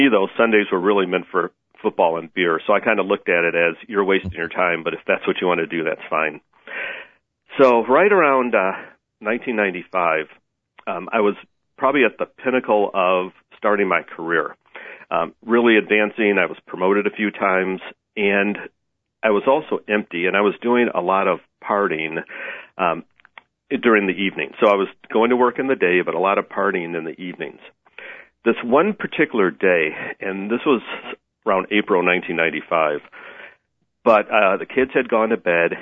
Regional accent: Chicago, Illinois, United States; originally I'm from Chicago. That's where I was born and raised.

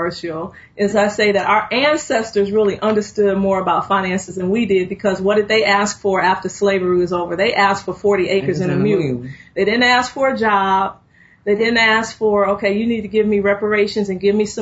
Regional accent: Chicago, Illinois, United States; I grew up on the south side of Chicago.

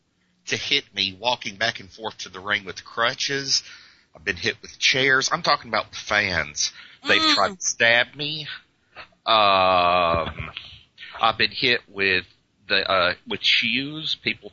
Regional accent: Georgia, United States; But it was just a situation where – growing up was hard.

